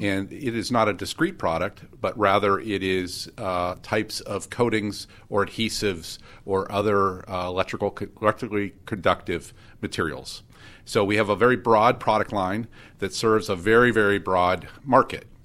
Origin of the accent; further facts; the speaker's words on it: Erie, Pennsylvania, United States; I was born and raised in Erie